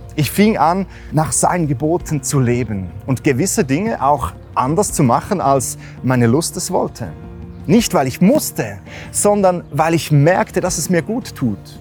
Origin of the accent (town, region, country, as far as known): Switzerland